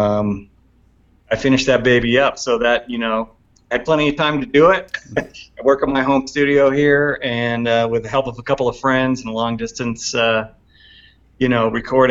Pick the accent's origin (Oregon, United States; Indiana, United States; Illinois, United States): Oregon, United States; Portland; now in Bend, United States; my hometown, Portland